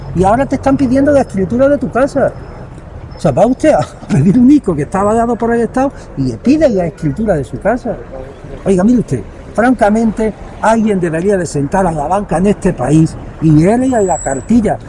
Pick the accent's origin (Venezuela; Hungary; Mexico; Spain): Spain; Melilla; Todos somos melillenses.